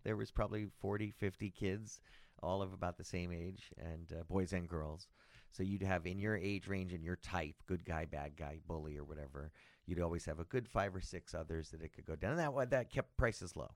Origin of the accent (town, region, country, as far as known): Los Angeles, California, United States; born or raised there; also born or lived in Palm Springs / Sacramento